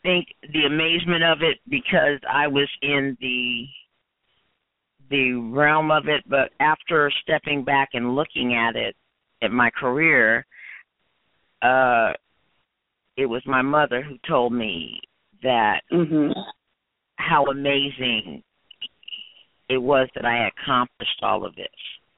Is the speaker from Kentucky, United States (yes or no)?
no; Washington, District of Columbia, United States; Yeah, I was born in Washington, D.C. I was born at Walter Reed Hospital.